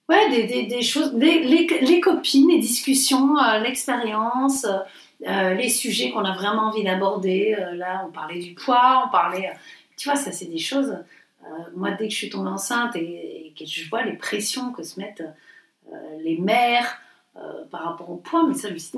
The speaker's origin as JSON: {"language": "French", "region": "the South", "country": "France", "said": "nous, on vient du Sud, on l'a toujours dit, c'est pas un gros mot pour nous."}